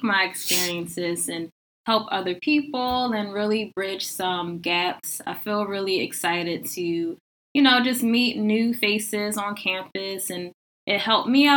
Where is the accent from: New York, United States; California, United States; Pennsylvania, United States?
Pennsylvania, United States; Philadelphia; moved away as an adult; now in Washington, D.C., United States; I'm originally from Philadelphia, so I've also been adjusting to the DC culture